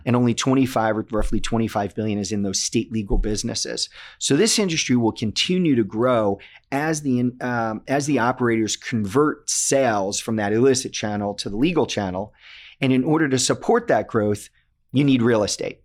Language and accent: English; Connecticut, United States; my home state of Connecticut